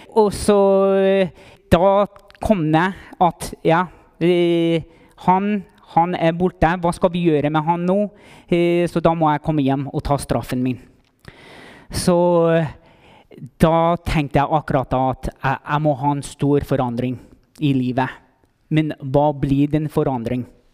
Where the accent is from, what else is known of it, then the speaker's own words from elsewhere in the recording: Las Cruces, New Mexico, United States; Norwegian is a second language; moved away as an adult; now in Heimdal, Norway; Jeg kommer opprinnelig fra Las Cruces, New Mexico.